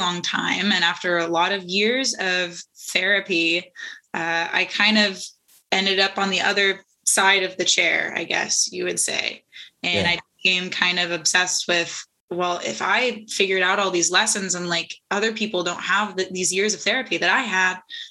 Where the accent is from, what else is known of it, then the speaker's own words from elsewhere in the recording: Santa Cruz Mountains, Northern California, United States; also born or lived in Los Angeles; I grew up in the Santa Cruz Mountains in Northern California.